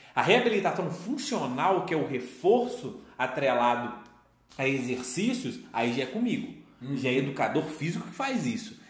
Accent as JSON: {"language": "Portuguese", "town": "Belo Horizonte", "region": "Minas Gerais", "country": "Brazil", "said": "a gente é, é daqui de, de Minas, de, de BH"}